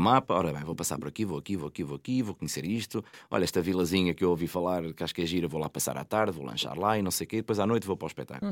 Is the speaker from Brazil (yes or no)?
no; Santa Maria da Feira, Norte, Portugal; eu sou de Santa Maria da Feira